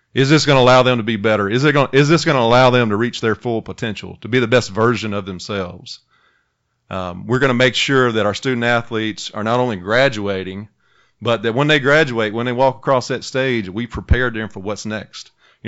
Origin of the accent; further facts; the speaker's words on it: Holcomb, Mississippi, United States; moved away as an adult; I'm born in Holcomb, Mississippi, a town of about 800 in North Mississippi.